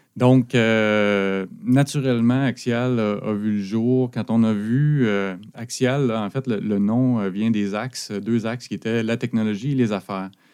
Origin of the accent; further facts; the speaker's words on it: Abitibi, Quebec, Canada; moved away as an adult; now in Sherbrooke, Canada; j'habite à Sherbrooke depuis l'université. je suis originaire de l'Abitibi.